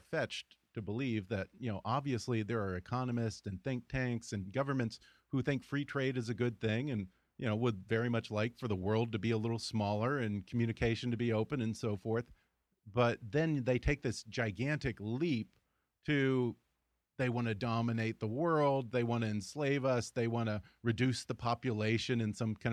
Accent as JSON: {"language": "English", "region": "Texas", "country": "United States", "said": "I'm from Texas."}